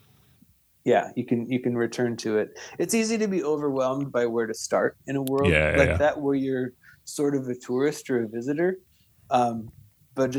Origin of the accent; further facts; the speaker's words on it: Minnesota, United States; moved away as an adult; also born or lived in Eau Claire, Wisconsin; now in Milwaukee, United States; I grew up in Minnesota